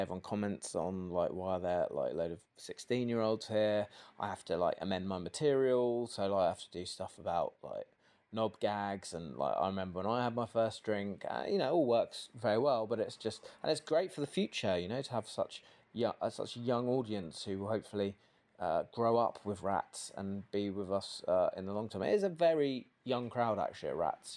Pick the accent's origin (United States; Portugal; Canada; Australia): Portugal; now in London, United Kingdom; I'm from Portugal